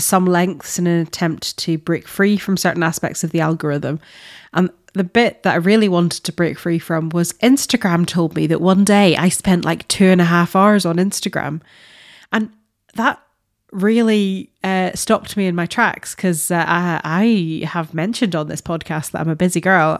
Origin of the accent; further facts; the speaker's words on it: Northern Ireland, United Kingdom; as a Northern Irish person